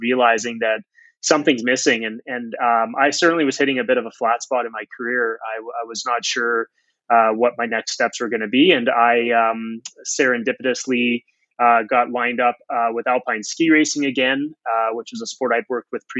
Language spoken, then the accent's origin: English; Canada; now in Calgary, Canada; I'm a Canadian